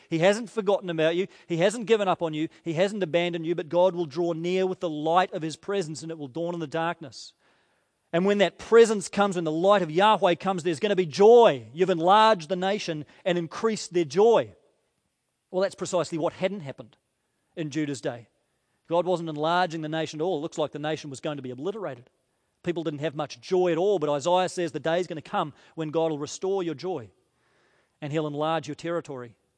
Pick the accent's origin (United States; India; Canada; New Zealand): New Zealand; as a Kiwi